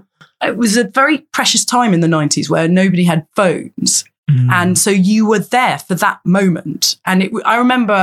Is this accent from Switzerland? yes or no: no; London, United Kingdom; I grew up in London and I'd come on the bus down to Oxford Circus